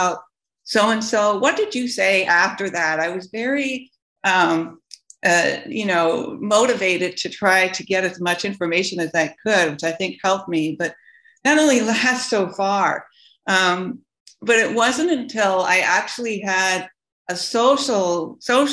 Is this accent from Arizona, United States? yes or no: yes; Tucson, Arizona, United States; I grew up in Tucson